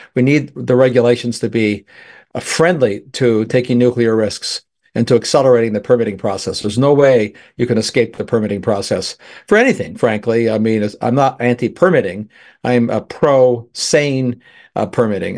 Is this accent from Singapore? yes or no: no; Canada; now in United States; I'm a Canadian. Originally, I'm still a Canadian citizen and American both.